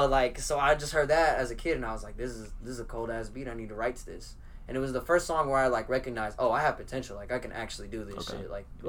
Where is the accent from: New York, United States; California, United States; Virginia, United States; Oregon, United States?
California, United States; Oakland; moved away; also born or lived in Fresno, California; From California, I was raised in Oakland